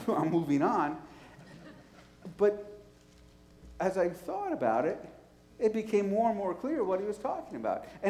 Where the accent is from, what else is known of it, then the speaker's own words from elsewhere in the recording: New York City, New York, United States; moved away; also born or lived in Nashville; I was from New York City